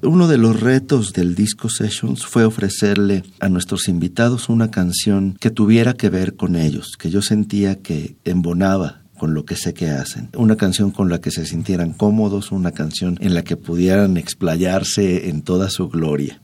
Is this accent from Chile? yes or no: no; Yucatán, Mexico